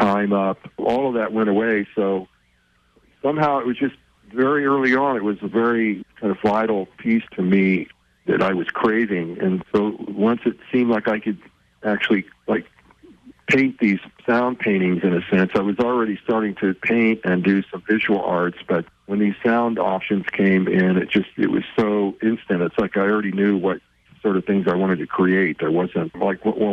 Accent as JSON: {"language": "English", "region": "Southern California", "country": "United States", "tie": "born or raised there", "said": "where I grew up in Southern California"}